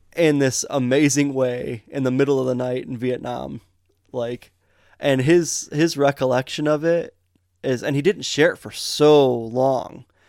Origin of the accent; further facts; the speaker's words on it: United States; where we grew up in Metamora and Montrose. We were out in the country